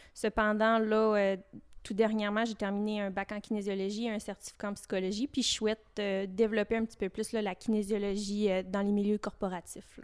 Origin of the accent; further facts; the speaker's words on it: Fermont, Quebec, Canada; also born or lived in Chicoutimi; je suis native euh, de Fermont, puis je souhaite faire ma vie ici.